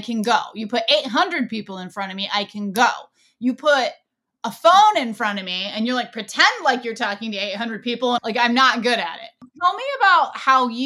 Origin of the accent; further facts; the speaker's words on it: Ohio, United States; my hometown here in Ohio